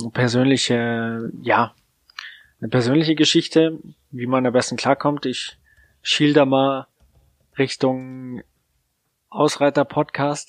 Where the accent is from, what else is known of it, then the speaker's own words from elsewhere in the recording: Munich area, Bavaria, Germany; Ich bin sogar in München geboren